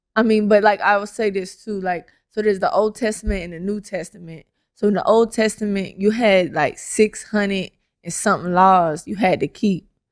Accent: Atlanta, Georgia, United States; I currently live in Atlanta

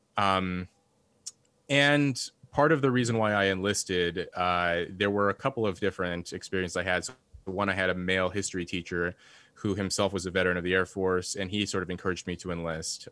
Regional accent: Red Bluff, California, United States; born or raised there; moved away as an adult; also born or lived in Los Angeles, California; now in Cambridge

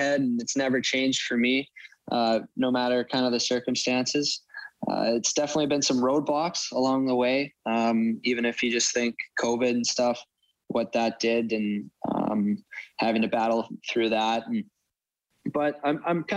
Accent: Edmonton, Alberta, Canada; also born or lived in Medicine Hat; I was a big Oilers fan. We used to have season tickets when I was growing up.

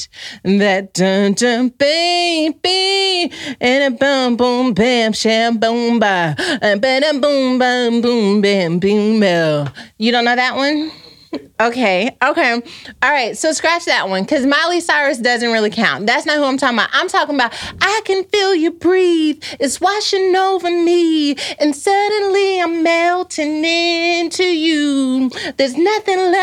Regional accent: Texas, United States; I grew up in Texas and I used to listen to 106.1 Kiss FM as well

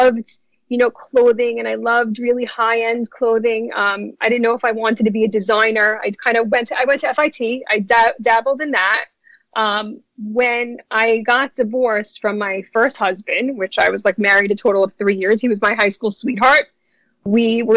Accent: New York City, New York, United States; accent: New York; also born or lived in New Jersey; I am a native New Yorker, born and bred in Brooklyn, New York.

